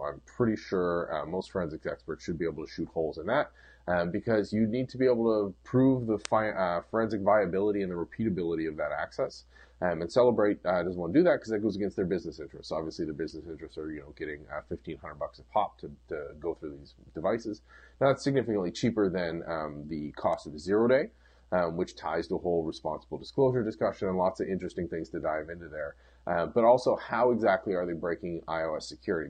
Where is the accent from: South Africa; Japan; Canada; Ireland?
Canada; as a Canadian